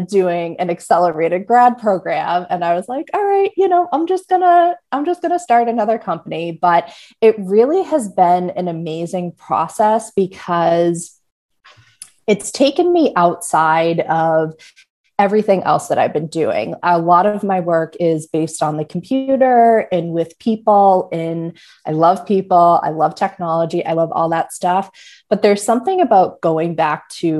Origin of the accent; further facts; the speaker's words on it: Melrose, Massachusetts, United States; moved away as an adult; now in Maine, United States; I grew up right outside of Boston in Melrose.